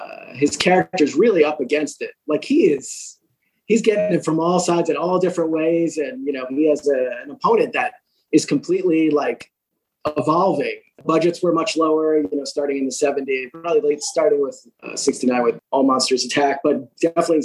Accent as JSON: {"language": "English", "region": "New York", "country": "United States", "said": "I'm a New Yorker"}